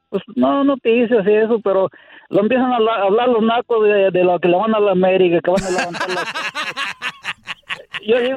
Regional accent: Mexico City, Mexico; brother. Soy del DF.

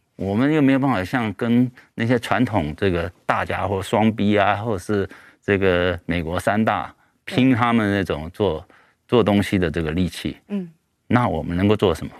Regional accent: Taiwan; 我自己本身也是，嗯，土生土长的台湾人

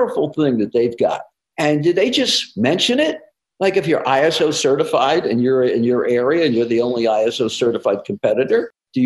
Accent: New Jersey, United States; moved away; I'm from New Jersey originally

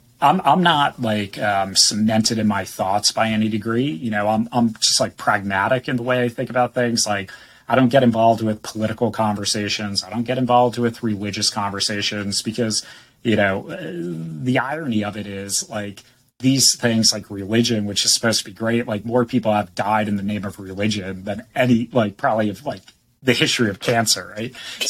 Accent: East Coast, United States; now in San Diego, United States; I was born and raised on the East Coast and moved out to San Diego.

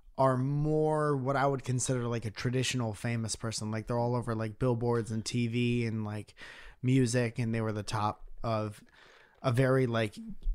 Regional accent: Northeast, United States; I'm from the Northeast.

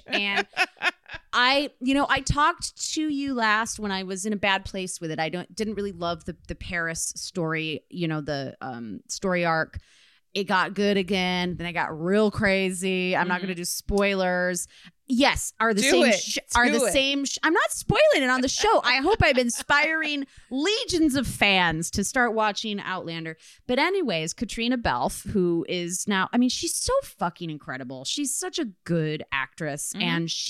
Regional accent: Cork, Munster, Ireland; accent: Cork Irish; They would tell me they couldn't understand what my name was because my accent was too thick, which is hilarious if you've ever heard a Cork Irish accent before.

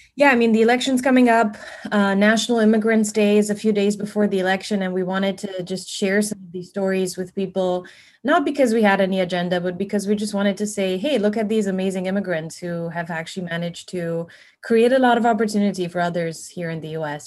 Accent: Transylvania, Romania; now in United States; I'm I'm Transylvanian, you know, because I you know it's Romania, but I feel Transylvanian

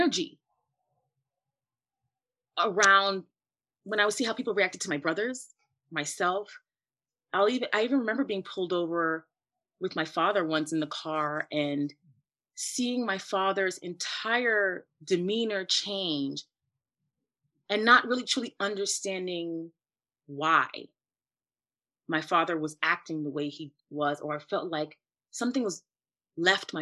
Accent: New York City, New York, United States; I grew up in the Bronx in the 80s

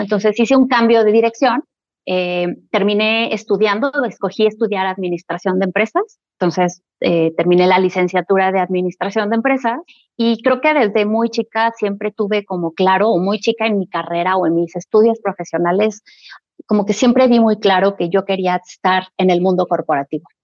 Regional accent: Querétaro, Mexico; also born or lived in Mexico City; nació en la Ciudad de México, soy mexicana, mexicana. Tengo ya muchos años viviendo en la ciudad de Querétaro

